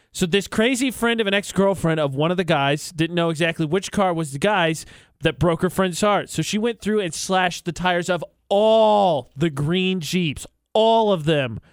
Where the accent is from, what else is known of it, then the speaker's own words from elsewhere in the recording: West Lafayette, Indiana, United States; moved away; on the campus in my hometown, Purdue University